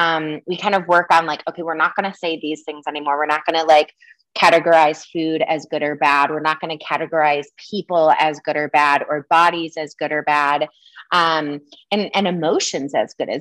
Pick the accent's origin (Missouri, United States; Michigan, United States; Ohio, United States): Michigan, United States; I grew up in Michigan